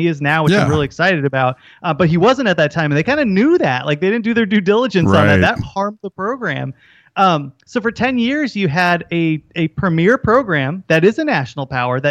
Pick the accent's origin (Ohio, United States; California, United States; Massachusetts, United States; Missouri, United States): California, United States; Southern; Look, I grew up in Southern California.